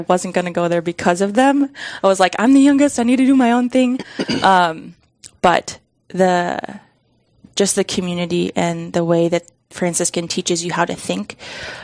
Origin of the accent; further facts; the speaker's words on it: outside of Sioux Falls, South Dakota, United States; I grew up outside of Sioux Falls